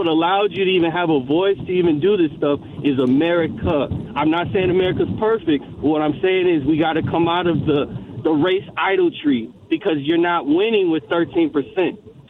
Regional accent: Oak Creek, Wisconsin, United States; moved away as an adult; also born or lived in Washington, D.C.; I grew up in Oak Creek, Wisconsin, right? Very white place. It's a little blacker now. And then I went to Howard University, graduated from there.

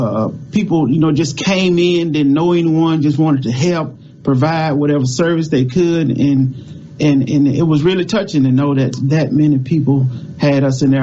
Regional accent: Mississippi Delta, United States; Growing up in the Mississippi Delta

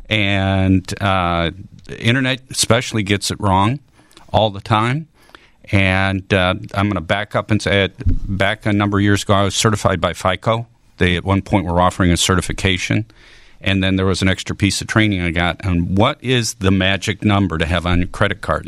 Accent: Chicago, Illinois, United States; also born or lived in St. Louis area / Springfield, Illinois; now in St. Louis, United States; I grew up in the Chicago area.

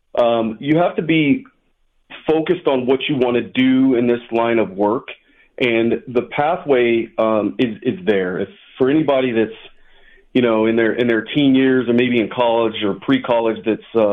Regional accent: Mesa, Arizona, United States; moved away as an adult; I grew up in Mesa, bounced around for a few cities in the valley, but spent most of my time in Mesa, Arizona

